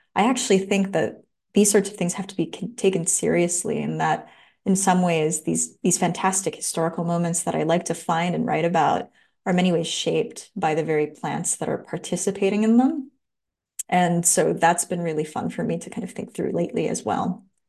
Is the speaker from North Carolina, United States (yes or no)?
no; Los Angeles, California, United States; now in Santa Cruz, United States; I grew up in Los Angeles, right by downtown L